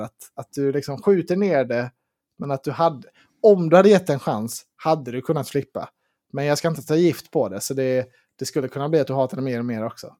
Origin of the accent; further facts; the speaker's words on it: Sweden; vi svenskar